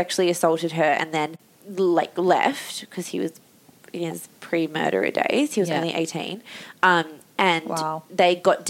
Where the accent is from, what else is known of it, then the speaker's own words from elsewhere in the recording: Perth, Western Australia, Australia; we're both from Perth.